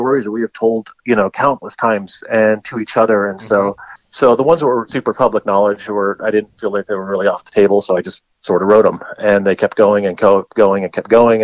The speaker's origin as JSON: {"language": "English", "town": "Whittier", "region": "California", "country": "United States", "tie": "born or raised there", "said": "I grew up in Southern California, a town called Whittier"}